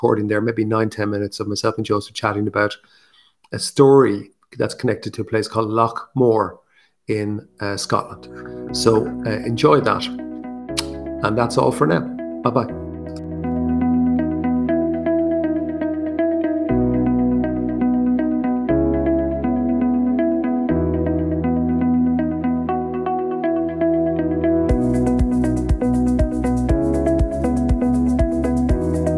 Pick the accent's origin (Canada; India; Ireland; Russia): Ireland; accent: Irish; my Irish accent